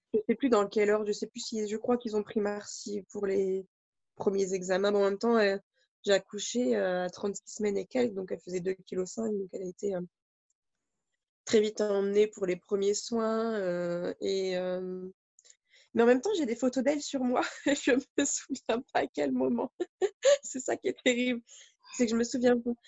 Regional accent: France; chez nous en France

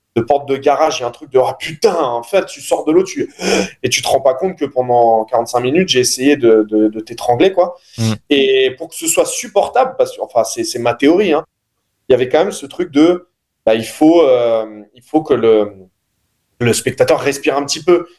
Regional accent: Noisy, Île-de-France, France; j'ai grandi à Noisy

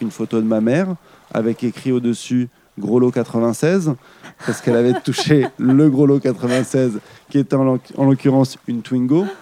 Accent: Île-de-France, France; je viens d'Île-de-France

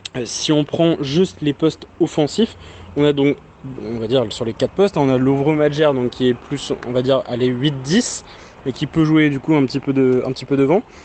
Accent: Brest, Brittany, France; j'ai toute ma famille à Brest, je suis né à Brest

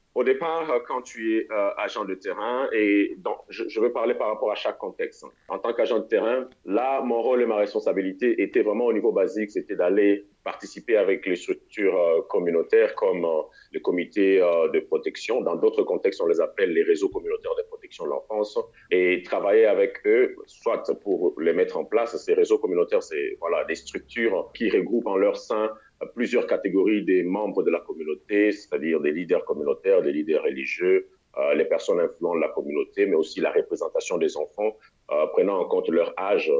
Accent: Kinshasa, DR Congo; moved away as an adult; also born or lived in Mali / Tanzania; je suis congolais de la République démocratique du Congo, c'est-à-dire Kinshasa

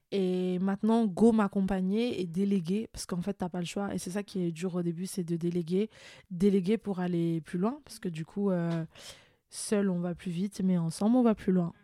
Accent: France; also born or lived in Morocco (ancestry); je suis marocaine d'origine et même si je suis française

